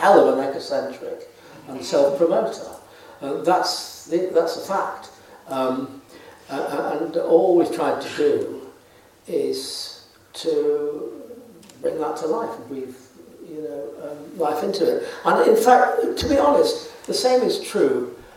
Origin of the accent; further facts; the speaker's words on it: Manchester area, North West England, United Kingdom; when I was growing up in the Manchester area